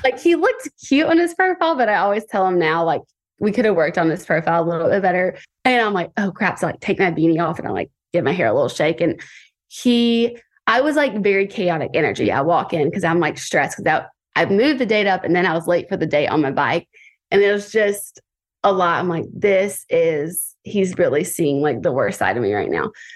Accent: Tuscaloosa, Alabama, United States; now in Santa Monica, United States; I am twenty-eight years old, and I am from Tuscaloosa, Alabama

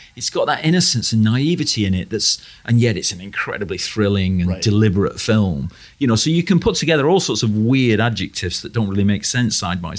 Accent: United Kingdom; growing up in Britain

